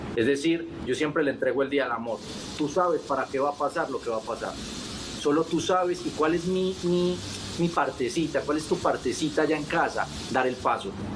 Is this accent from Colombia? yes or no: yes; Colombia; mi país, en Colombia